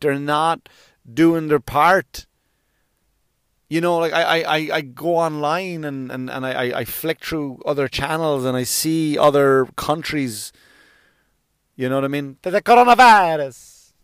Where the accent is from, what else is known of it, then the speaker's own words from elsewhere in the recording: United States; as an American